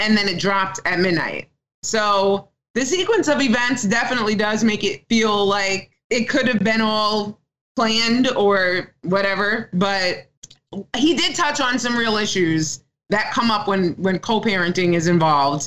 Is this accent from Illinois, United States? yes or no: no; New York City, New York, United States; I'm from Staten Island